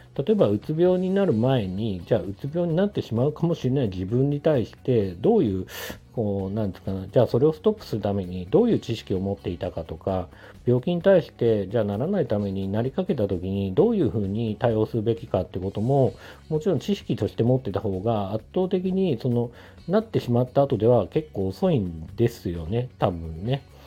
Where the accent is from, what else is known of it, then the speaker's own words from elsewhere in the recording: Tokyo, Japan; 地元が東京のまあ、結構中心部分